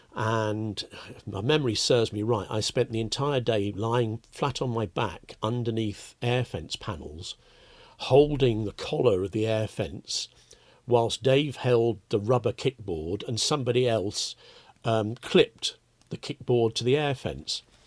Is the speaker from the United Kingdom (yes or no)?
yes; West Midlands, United Kingdom; also born or lived in London; when I was a child, when we moved from London up to the West Midlands